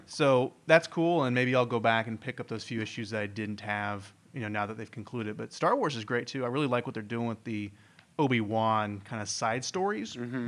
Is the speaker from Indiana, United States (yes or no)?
yes; Indiana, United States; moved away; I'm originally from Indiana, the uh, home of corn